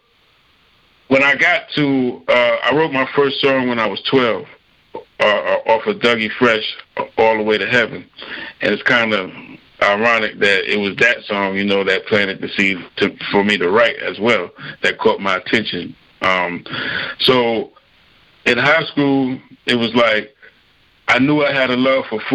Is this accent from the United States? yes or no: yes; New York City, New York, United States; moved away; also born or lived in North Carolina; growing up in New York City, you know, my dad, you know, was a multi-talented guy